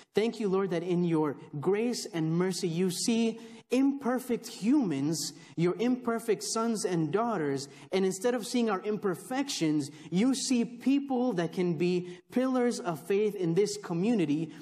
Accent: Texas, United States; also born or lived in Chicago, Illinois; I was born in Chicago, raised in Texas, uh, so I know more here than I do there

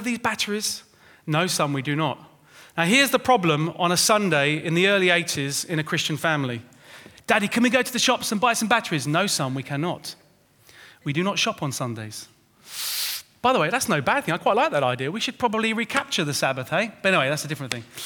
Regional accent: London, United Kingdom; My brother and I, we grew up in Winchmore Hill with Mum and Dad in North London

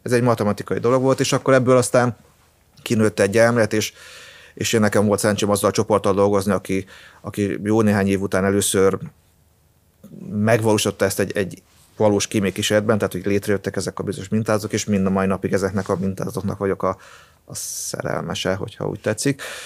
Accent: near Debrecen, Hajdú-Bihar, Hungary; moved away; én arról a környékről származom, tehát, ö, vagy viszonylag közel

